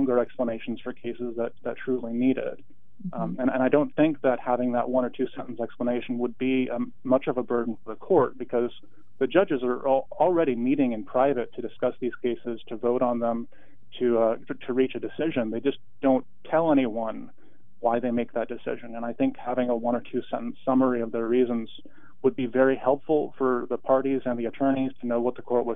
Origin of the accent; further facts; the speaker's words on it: Portland, Oregon, United States; also born or lived in Walla Walla, Washington / Washington, D.C. / Salem, Oregon; I grew up in Portland in the Montevilla neighborhood, which kind of straddles northeast and southeast along 82nd.